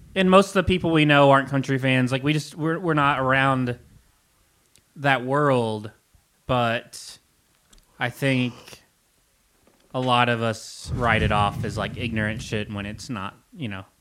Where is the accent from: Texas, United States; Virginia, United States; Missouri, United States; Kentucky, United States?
Kentucky, United States; growing up in Kentucky, I felt so disconnected from everything around me